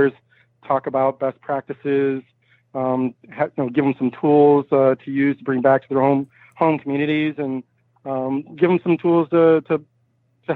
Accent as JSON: {"language": "English", "region": "Michigan", "country": "United States", "said": "I'm originally from Michigan"}